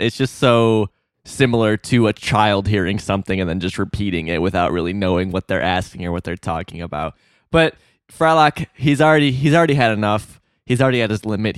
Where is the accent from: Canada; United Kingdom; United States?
United States; Illinois; I'm from Illinois